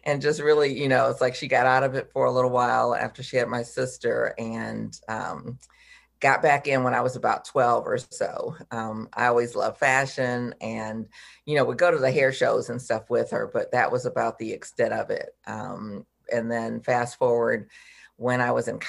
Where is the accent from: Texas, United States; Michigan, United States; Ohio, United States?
Michigan, United States; Detroit; I'm from Detroit originally